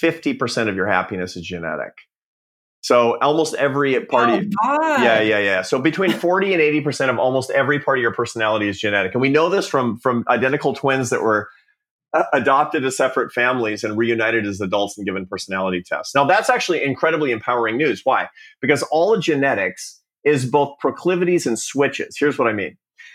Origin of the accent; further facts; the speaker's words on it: Seattle, Washington, United States; the Pacific Northwest where I grew up in Seattle